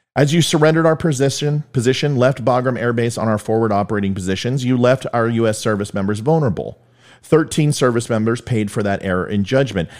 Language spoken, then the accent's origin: English; United States; As an American